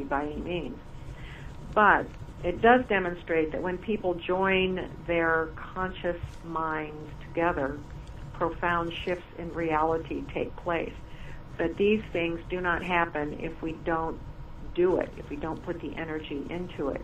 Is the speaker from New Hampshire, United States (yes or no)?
no; Seattle, Washington, United States; moved away; I grew up in Seattle, and I love the city